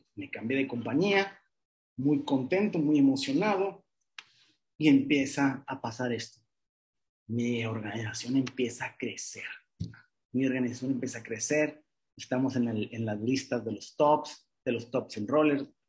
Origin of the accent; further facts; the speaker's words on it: Mexicali, Baja California, Mexico; now in Monterrey, Mexico; un alumno de psicología, de Mexicali, de un pueblo, sí, ni siquiera es de Monterrey